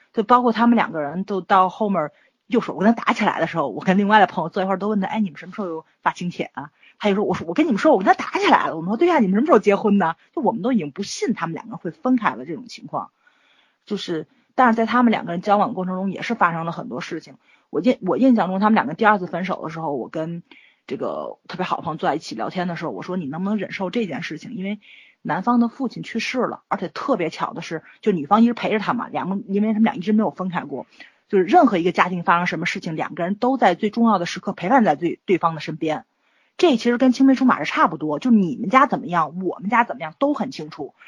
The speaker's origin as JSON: {"language": "Chinese", "region": "Tianjin", "country": "China", "said": "我们天津这边确实，确实是比较疼女儿，而且女儿跟娘家的关系非常近"}